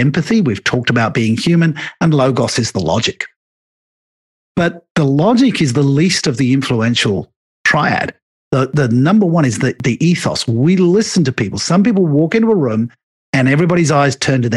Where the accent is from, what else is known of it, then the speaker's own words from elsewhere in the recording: England, United Kingdom; me being an Englishman